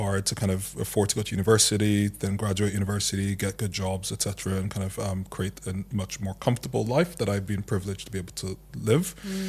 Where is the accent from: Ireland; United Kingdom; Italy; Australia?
Ireland; I grew up mostly in Ireland, I still grew up with Nigerian parents and grew up with Nigerian philosophy and ways of thinking